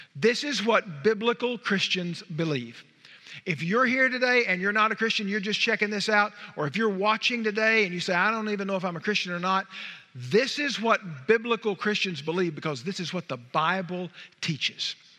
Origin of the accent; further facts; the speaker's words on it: Wichita Falls, Texas, United States; We're from Wichita Falls